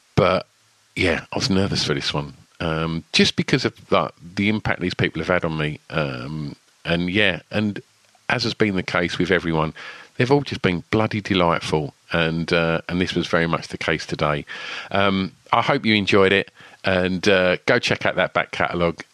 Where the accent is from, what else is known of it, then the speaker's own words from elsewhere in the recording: Essex, East of England, United Kingdom; i grew up in Essex and I'm 49.